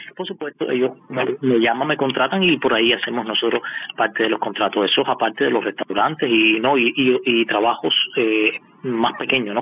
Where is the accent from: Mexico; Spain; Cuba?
Cuba; Havana; moved away as an adult; now in Moscow, Russia; soy de La Habana mismo y salí de La Habana mismo y llegué aquí a Moscú